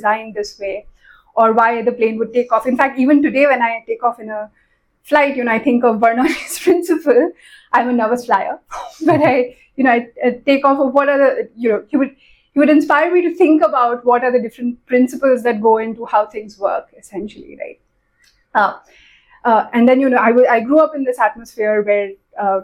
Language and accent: English; Kolkata, West Bengal, India; moved away as an adult; also born or lived in Bombay, India / Oman / United States; now in Pune, India; I moved to Calcutta in class four. So most of my school life has been spent in Calcutta. I was there in Calcutta till I finished my bachelor's